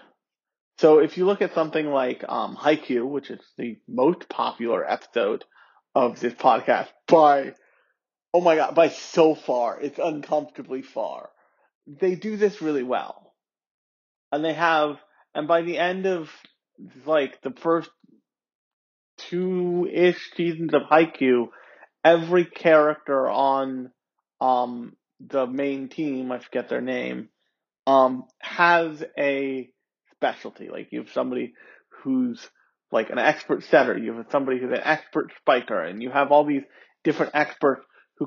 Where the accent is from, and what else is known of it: United States; born or raised there